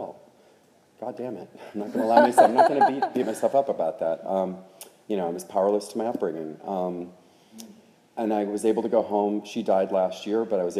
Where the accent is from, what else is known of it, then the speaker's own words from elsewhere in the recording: Oklahoma, United States; I grew up in Oklahoma